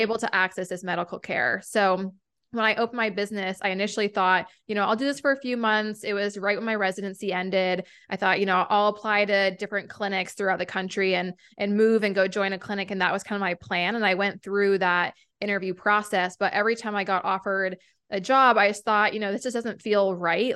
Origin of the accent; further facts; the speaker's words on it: New Hampshire, United States; moved away as an adult; also born or lived in Vermont; a naturopathic doctor in my hometown in New Hampshire